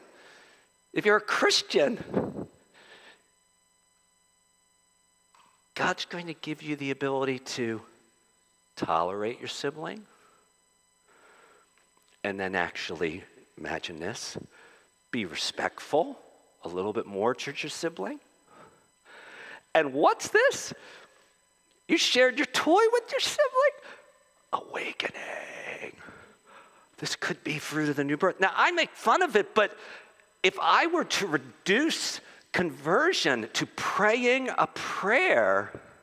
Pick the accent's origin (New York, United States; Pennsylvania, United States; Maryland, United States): Pennsylvania, United States; Philadelphia; I'm a Philadelphian